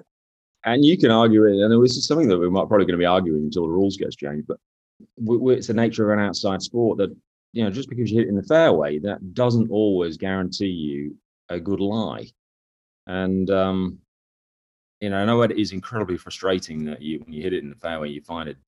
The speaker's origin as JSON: {"language": "English", "region": "England", "country": "United Kingdom", "moved": "as an adult", "lives_now": "Jacksonville, United States", "said": "my native tongue and land"}